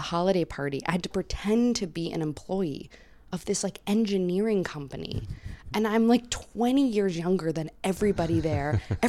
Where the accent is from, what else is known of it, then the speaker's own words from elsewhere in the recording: Bowie, Maryland, United States; now in New York, United States; I'm from here. I'm from a small town in Bowie.